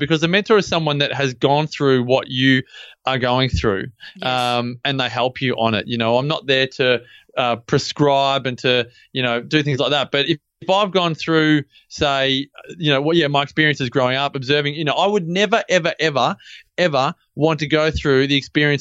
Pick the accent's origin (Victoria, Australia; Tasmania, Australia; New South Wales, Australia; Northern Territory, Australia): Victoria, Australia; Melbourne; moved away; I grew up in Melbourne, grew up in Templestowe.